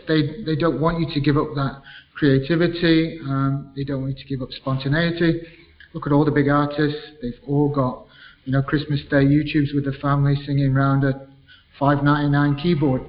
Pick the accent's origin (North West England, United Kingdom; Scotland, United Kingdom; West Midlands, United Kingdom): North West England, United Kingdom; Manchester; I was born in Manchester